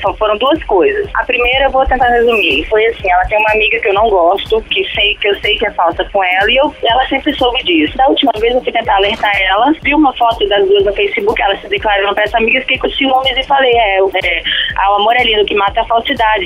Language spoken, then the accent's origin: Portuguese; Governador Valadares, Minas Gerais, Brazil; now in Espírito Santo, Brazil; Não, na verdade, eu não sou capixaba. Mas hum. eu me considero capixaba. Só nasci em Minas Gerais, governador Valadares